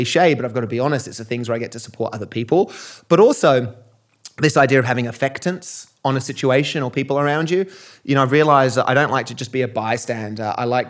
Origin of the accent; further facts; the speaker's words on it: Australia; I've played a lot of rugby growing up in Australia.